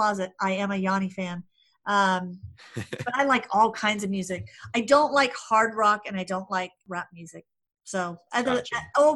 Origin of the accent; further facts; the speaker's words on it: Hawaii, United States; also born or lived in California / Arizona; now in Denver, United States; I grew up in Hawaii, lived in California, then moved to Denver